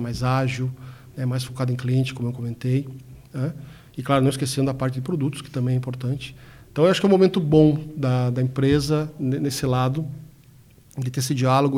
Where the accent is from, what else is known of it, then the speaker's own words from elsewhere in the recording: Brazil; Somos brasileiros